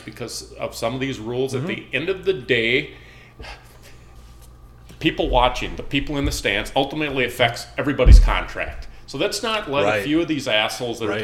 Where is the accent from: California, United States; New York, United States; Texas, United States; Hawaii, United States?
California, United States; I'm from California